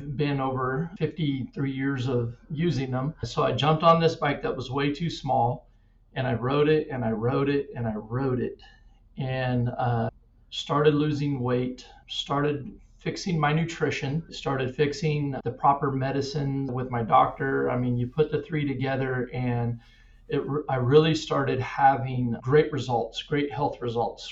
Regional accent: Wichita, Kansas, United States; I grew up in Wichita, Kansas

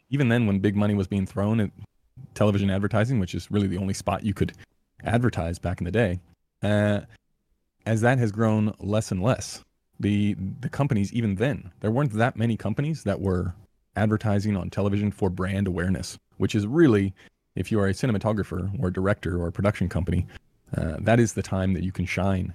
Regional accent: Los Angeles, California, United States; moved away as an adult; also born or lived in New Zealand / France; now in Perth, Australia; I grew up in Los Angeles

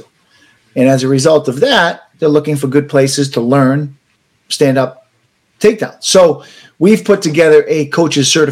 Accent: United States; as an American

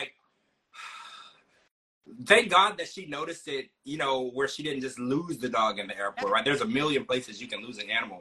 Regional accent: Louisiana, United States; I did grow up in Louisiana

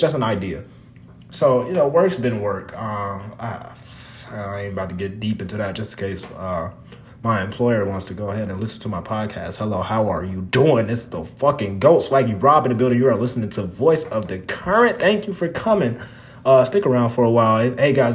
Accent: Minnesota, United States; moved away as an adult; now in Las Vegas, United States; As a Minnesotan, I just moved from Minnesota in May

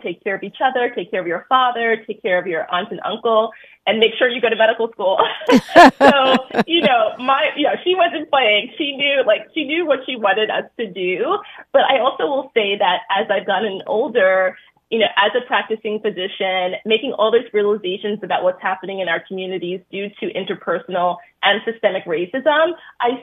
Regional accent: New York City, New York, United States; growing up in Brooklyn

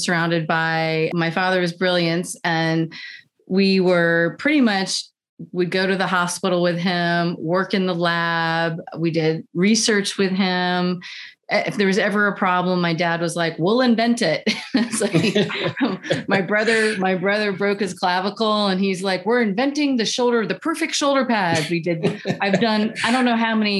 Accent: Virginia, United States; we were raised in Virginia on an 18-acre farm

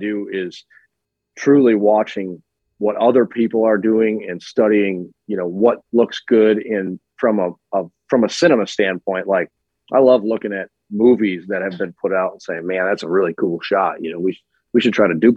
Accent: Iola, Wisconsin, United States; I started off in a little town called Iola, Wisconsin, central Wisconsin, north central

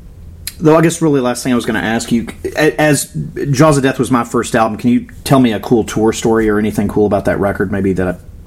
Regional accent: Florida, United States; I grew up in Florida.

